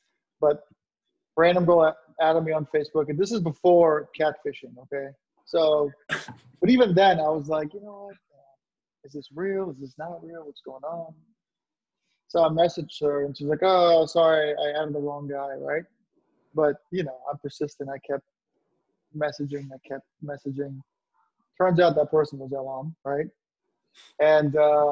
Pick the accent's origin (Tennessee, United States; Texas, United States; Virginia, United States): Virginia, United States; Northern; I've lived in Northern Virginia my entire life